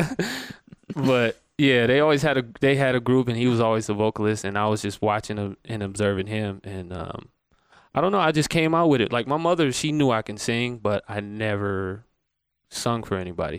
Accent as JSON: {"language": "English", "town": "Atlanta", "region": "Georgia", "country": "United States", "moved": "as an adult", "lives_now": "Las Vegas, United States", "said": "I am from Atlanta, Georgia"}